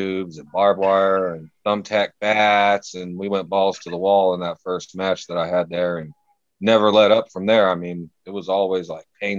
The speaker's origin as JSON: {"language": "English", "area": "Central Valley", "region": "California", "country": "United States", "said": "I'm from California, the Central Valley in California, maybe about a 40-minute drive from, like, Oakland and San Francisco"}